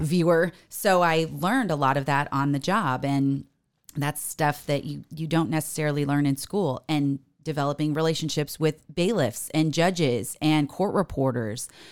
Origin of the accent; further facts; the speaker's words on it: Paradise Valley, Arizona, United States; moved away as an adult; also born or lived in Corpus Christi, Texas; got me here to Phoenix, Arizona, where I grew up. I grew up in Paradise Valley, just off of the fifty-one in Cactus